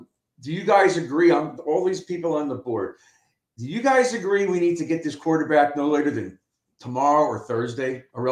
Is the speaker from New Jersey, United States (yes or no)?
yes; Newark, New Jersey, United States; Because they know I'm from Newark.